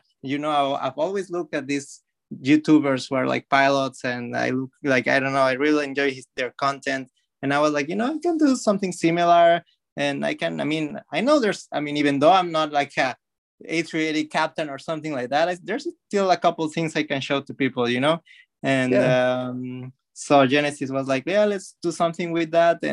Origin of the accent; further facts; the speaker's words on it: Mexico; moved away as an adult; also born or lived in Florida; now in United States; I come from Mexico. I did high school there. I lived there for most of my life.